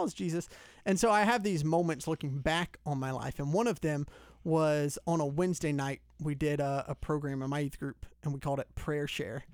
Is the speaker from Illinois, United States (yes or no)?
no; Lawrenceville, Georgia, United States; I grew up in Lawrenceville, so Gwinnett County. Always been in Georgia, uh, in and around the Metro Atlanta area